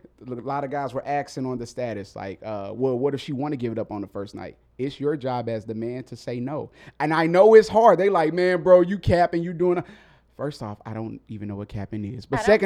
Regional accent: Mississippi, United States; I'm from Mississippi. I'm from the South. So we were raised a little different down there.

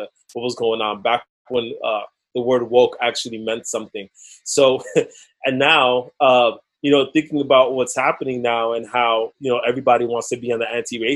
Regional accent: New York City, New York, United States; Growing up in the Lower East Side of Manhattan

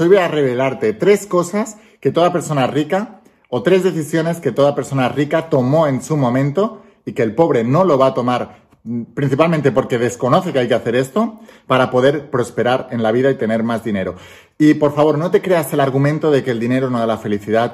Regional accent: Spain; yo soy español, vivo en España

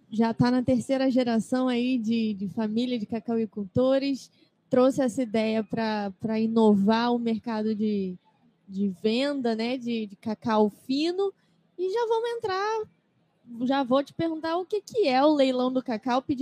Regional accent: Rio de Janeiro, Brazil; somos lá do Rio de Janeiro, mas encontramos esse universo

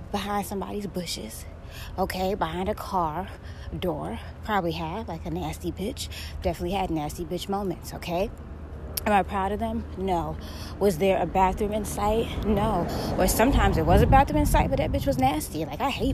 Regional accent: Florida, United States; I'm from Florida. I'm from a very tropical area.

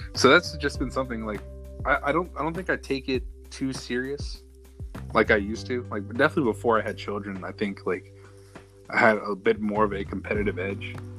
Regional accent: Manassas, Virginia, United States; also born or lived in Danville, Virginia; I'm from Manassas, Virginia. Grew up here since I was about four years old

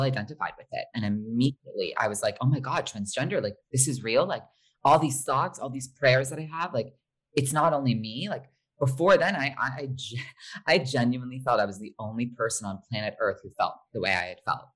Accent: Short Hills, New Jersey, United States; born or raised there; also born or lived in Los Angeles, California

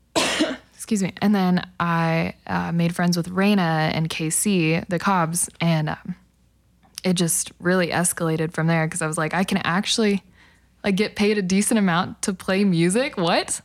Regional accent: El Reno, Oklahoma, United States; also born or lived in Hinton, Oklahoma; I grew up in El Reno

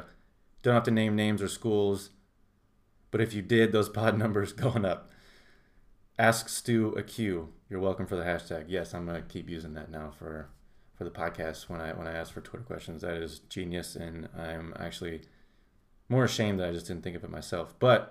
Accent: Indianapolis, Indiana, United States; Most overrated is Minnesota, but I'm coming from Indianapolis bias.

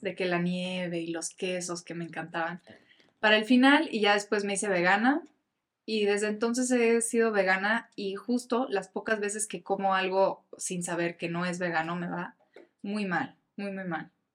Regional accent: Mexico; me encantaría representar a mi país

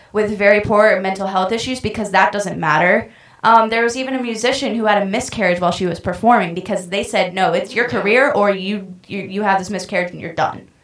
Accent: North Carolina, United States; I grew up in North Carolina

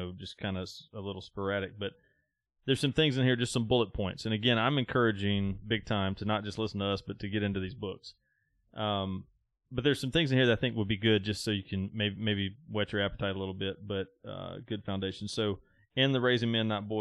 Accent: the South, United States; I was raised in the South

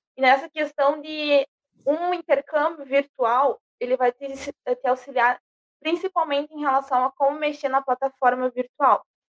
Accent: Brazil; eu era brasileira

